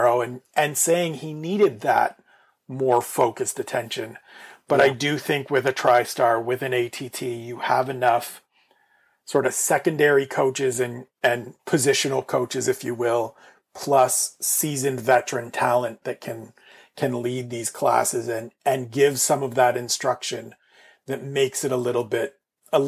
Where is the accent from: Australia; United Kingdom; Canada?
Canada; I am Canadian